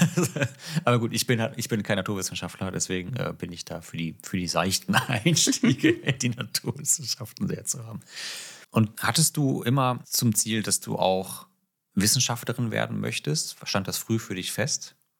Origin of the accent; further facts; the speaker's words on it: Northern Germany, Germany; Für mich als Norddeutscher